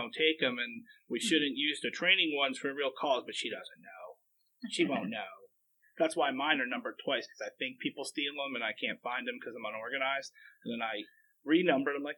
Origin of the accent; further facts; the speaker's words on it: Pennsylvania, United States; I think it's probably different because I came from Pennsylvania